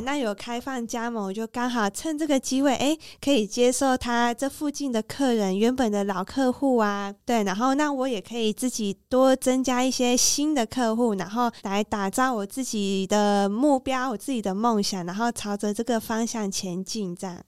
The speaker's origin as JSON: {"language": "Chinese", "country": "Taiwan", "said": "我们台湾人"}